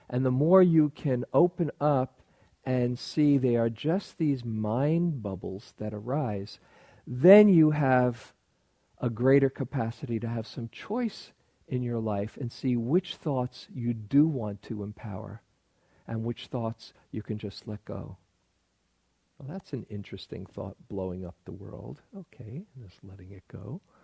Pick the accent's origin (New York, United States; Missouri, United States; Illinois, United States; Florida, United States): New York, United States; I grew up in New York, and people often live in superlatives in New York